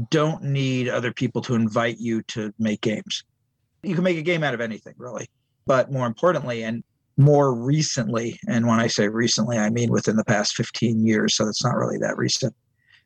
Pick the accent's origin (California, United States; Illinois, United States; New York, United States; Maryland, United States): California, United States; San Diego; also born or lived in Long Beach, California / Cupertino, California; I grew up in San Diego, California, and I would go every year to San Diego Comic Convention.